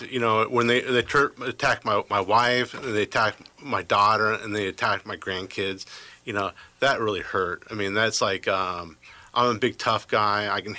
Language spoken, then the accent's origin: English; Midwest, United States; So we're from the Midwest.